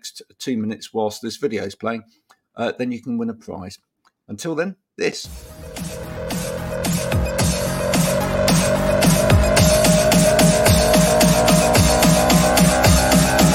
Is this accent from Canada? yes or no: no; Bedfordshire, East of England, United Kingdom; now in Chard, United Kingdom; I grew up in Bedfordshire, which in the UK, growing up, that was one of the most multicultural parts of the UK.